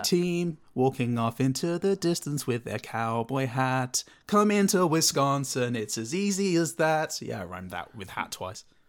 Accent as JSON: {"language": "English", "country": "United Kingdom", "said": "I'm British"}